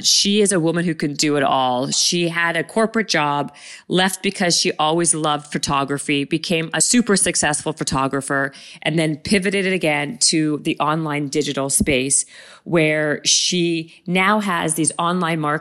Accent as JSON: {"language": "English", "town": "Winnipeg", "region": "Manitoba", "country": "Canada", "said": "I'm from Winnipeg"}